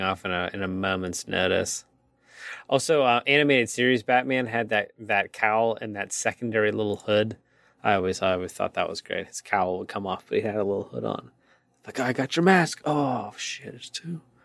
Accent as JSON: {"language": "English", "town": "Pittsburgh", "region": "Pennsylvania", "country": "United States", "said": "we're from Pittsburgh"}